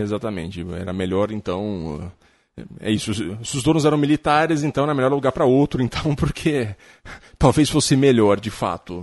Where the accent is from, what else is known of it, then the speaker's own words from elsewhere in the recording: Jundiaí, São Paulo, Brazil; moved away; eu vim do interior também, vim de Jundiaí